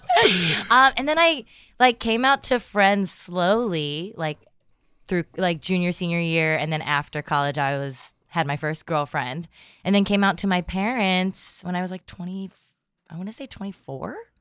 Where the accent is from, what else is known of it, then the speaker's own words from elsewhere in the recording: Erie, Pennsylvania, United States; also born or lived in Philadelphia, Pennsylvania; I, um, grew up outside of Philadelphia and then moved to Erie, Pennsylvania.